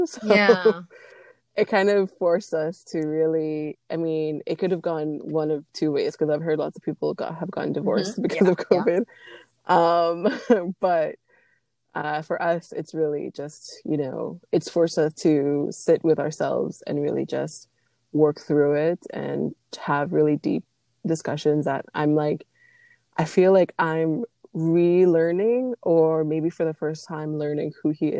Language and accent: English; Las Vegas, Nevada, United States; moved away as an adult; now in Quebec, Canada; I grew up in Las Vegas